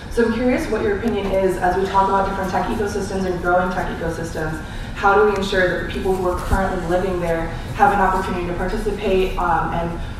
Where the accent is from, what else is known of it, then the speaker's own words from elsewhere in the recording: Atlanta, Georgia, United States; now in Oakland, United States; I was actually born and raised in Atlanta, Georgia